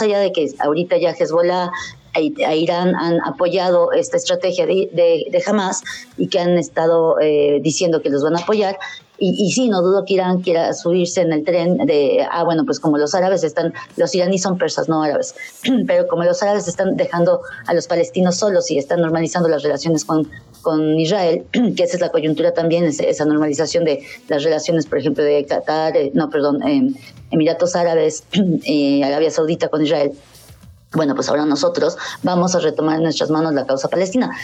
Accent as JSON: {"language": "Spanish", "country": "Mexico", "said": "como mexicanos cristianos, que aunque no practiquemos, pues bueno, nacimos cristianos"}